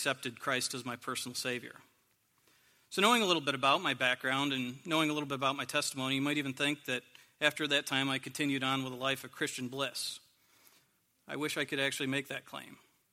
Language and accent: English; a small town near Corning, New York, United States; moved away; I'm originally from a small town near Corning, New York, and when I was growing up, I was the youngest in my family